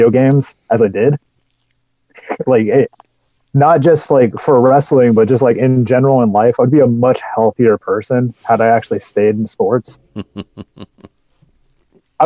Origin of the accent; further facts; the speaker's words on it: Lacey, Washington, United States; also born or lived in Tacoma, Washington; I am born in Tacoma, but raised in Lacey, Washington